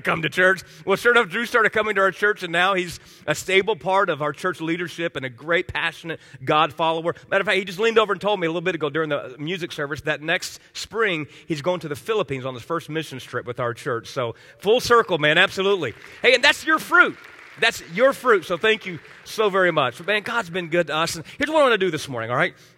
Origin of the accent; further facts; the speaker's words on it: Miami, Florida, United States; moved away; I grew up in Miami as a kid